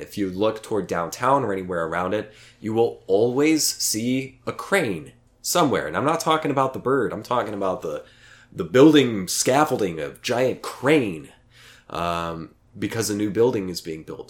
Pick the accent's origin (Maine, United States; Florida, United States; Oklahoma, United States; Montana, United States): Oklahoma, United States; now in Austin, United States; my hometown in Oklahoma